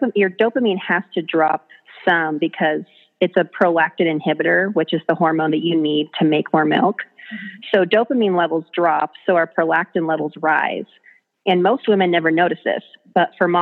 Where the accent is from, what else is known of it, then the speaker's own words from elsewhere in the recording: North Idaho, United States; also born or lived in Southern California; I've lived in North Idaho since I was 7 years old. I'm originally from Southern California